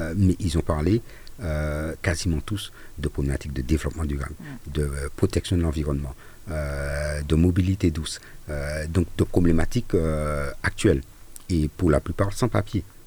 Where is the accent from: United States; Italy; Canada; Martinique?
Martinique; Fort-de-France; chez nous à Fort-de-France et je pense en Martinique